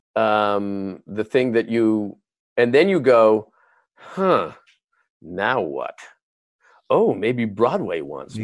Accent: Canada; moved away as an adult; now in United States; As a Canadian

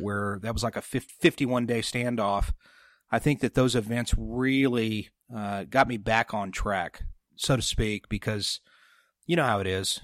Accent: San Jose, then Sutter Creek area, California, United States; I was born in San Jose, California

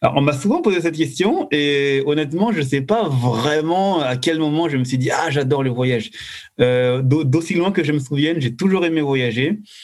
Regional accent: France; je suis de France

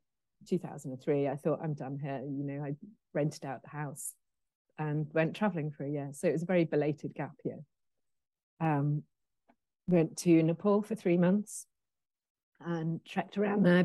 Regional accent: Pennal, Wales, United Kingdom; also born or lived in Midlands / Wolverhampton; now in Surbiton, United Kingdom; we moved to a very small village called Pennell, which is between Machynlleth and Abu Dhabi.

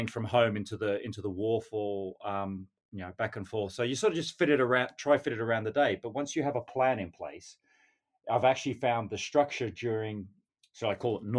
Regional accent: North Queensland, Australia; moved away as an adult; now in London, United Kingdom; growing up in Australia, you know, we have great weather most of the year living in North Queensland

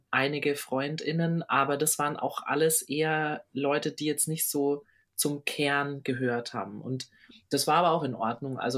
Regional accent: Düsseldorf, North Rhine-Westphalia, Germany; ich komme aus Düsseldorf.

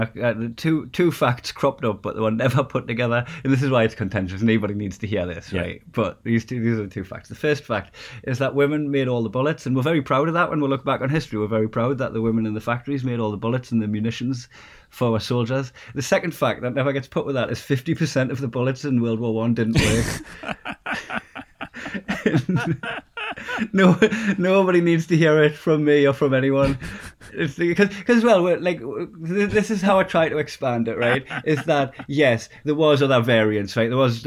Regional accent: Newcastle upon Tyne, North East England, United Kingdom; my hometown, it would, like in Newcastle

